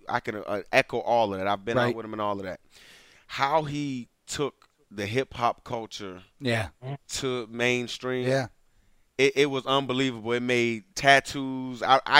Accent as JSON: {"language": "English", "town": "Richmond", "region": "Virginia", "country": "United States", "said": "I'm from Richmond, Virginia."}